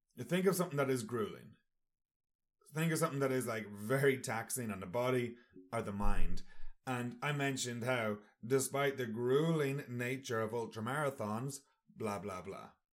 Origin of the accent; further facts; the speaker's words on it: Sligo, Connacht, Ireland; Sligo, that's my hometown